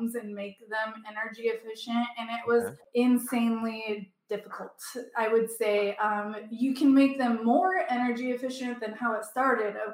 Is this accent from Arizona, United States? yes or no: no; Alaska, United States; moved away as an adult; now in Austin, United States; I'm originally from Alaska, moved down to Austin, Texas about 7 years ago